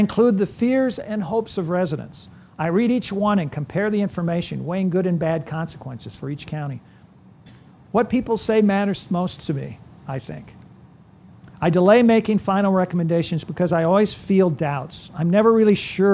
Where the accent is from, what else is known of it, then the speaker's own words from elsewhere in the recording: California, United States; moved away; also born or lived in Iowa; I grew up in California